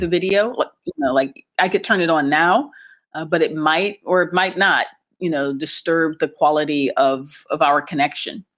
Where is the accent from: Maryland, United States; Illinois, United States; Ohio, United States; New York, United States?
Ohio, United States; Akron; moved away as an adult; now in Cairo, Egypt; I'm American, and I grew up in the U.S., specifically in Ohio, and more specifically in Akron, Ohio, home of LeBron James